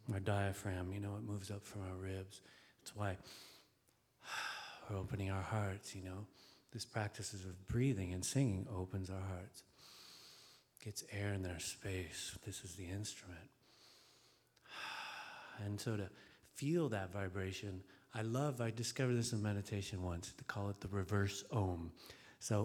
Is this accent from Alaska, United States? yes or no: yes; Alaska, United States; I grew up with willows in Alaska, too